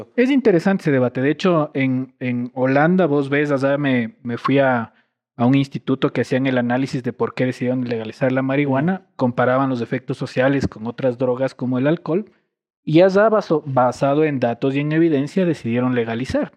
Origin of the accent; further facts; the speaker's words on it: Quito, Pichincha, Ecuador; moved away as an adult; also born or lived in Ibarra; Toda mi vida, antes de, de, que me fui del país por, por estudios, crecido en Cotocollao